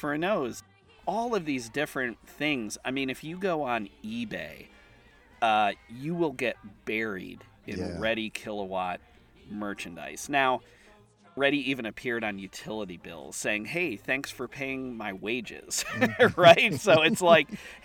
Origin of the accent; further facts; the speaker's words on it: Ohio, United States; I grew up in Ohio